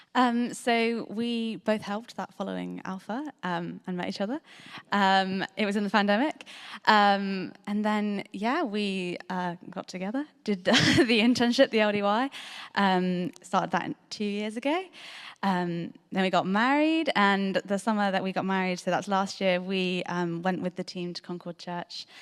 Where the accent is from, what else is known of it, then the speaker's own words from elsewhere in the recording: Bristol, South West England, United Kingdom; I grew up in Bristol, I grew up in North Bristol